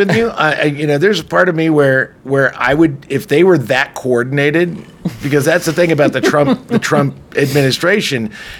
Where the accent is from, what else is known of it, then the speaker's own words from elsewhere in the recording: Ireland; I'm Irish, so fuck